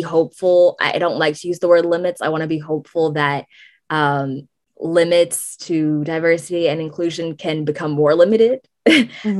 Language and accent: English; San Francisco, California, United States; I'm from San Francisco